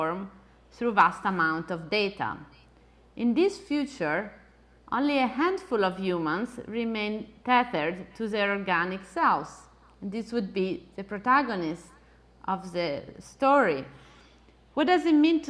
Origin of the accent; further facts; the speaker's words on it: Italy; accent: Italian; my Italian accent